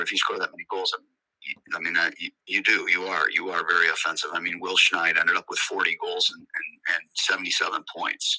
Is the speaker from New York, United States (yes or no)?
yes; Camillus, New York, United States; I'm born and raised in Camillus myself